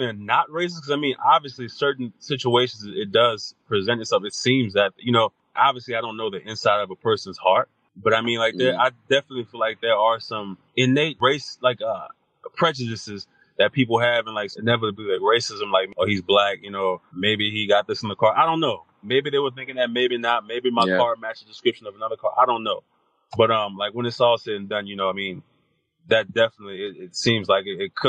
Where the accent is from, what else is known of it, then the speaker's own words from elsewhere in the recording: South Louisiana, United States; moved away as an adult; also born or lived in Texas / Oklahoma; growing up in South Louisiana